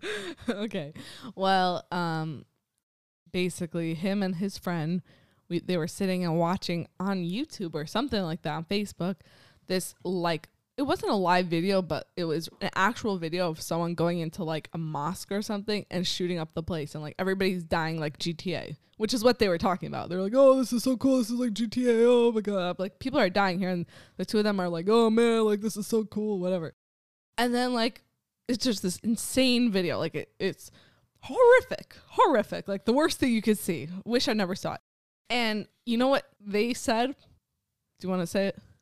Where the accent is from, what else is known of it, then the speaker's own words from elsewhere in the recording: United States; now in Ashkelon, Israel; I'm from America